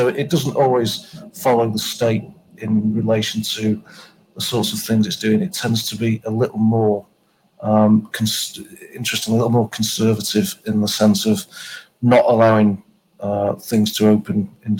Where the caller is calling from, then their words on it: Baltimore, Maryland, United States; I'm calling in from Maryland, which is on the eastern seaboard of the United States, Baltimore.